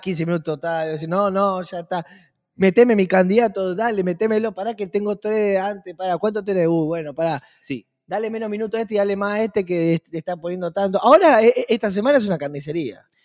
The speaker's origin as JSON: {"language": "Spanish", "country": "Argentina"}